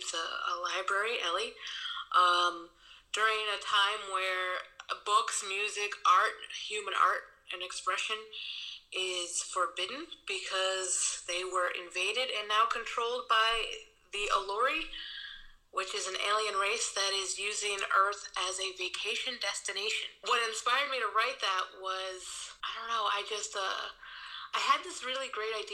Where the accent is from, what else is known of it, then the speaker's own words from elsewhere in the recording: Milford, Massachusetts, United States; now in Germany; I am from Milford, Massachusetts. I currently live in Germany.